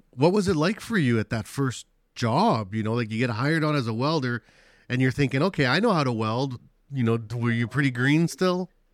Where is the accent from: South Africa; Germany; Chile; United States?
Chile; moved away; I'm from Chile, where we have a lot of earthquakes.